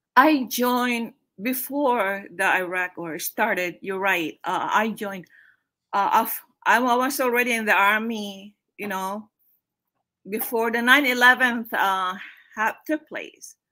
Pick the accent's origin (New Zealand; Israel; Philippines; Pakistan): Philippines; moved away as an adult; now in United States; I'm from the Philippines originally.